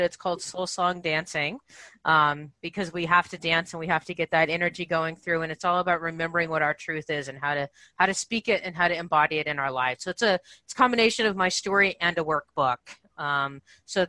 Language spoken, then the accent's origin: English; Santa Barbara, California, United States; moved away; I'm from Santa Barbara in that area